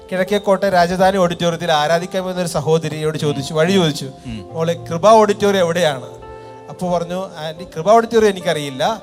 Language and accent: Malayalam; Vellanad, Kerala, India